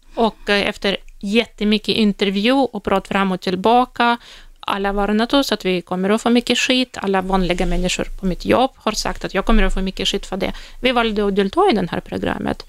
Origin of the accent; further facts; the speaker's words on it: Russia; Swedish is a second language; moved away as an adult; now in Sweden; i Ryssland, där, där jag kommer ifrån